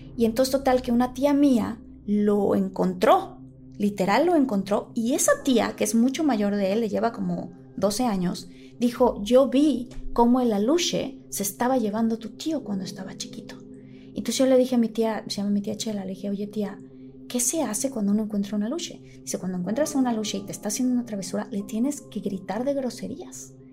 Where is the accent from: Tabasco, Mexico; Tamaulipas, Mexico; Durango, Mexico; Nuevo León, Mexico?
Tabasco, Mexico; yo crecí en Tabasco con mi familia